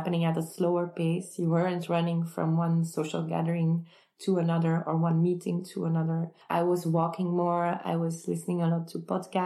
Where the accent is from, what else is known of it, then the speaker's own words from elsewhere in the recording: Kortrijk, Flanders, Belgium; Kortrijk, which is my hometown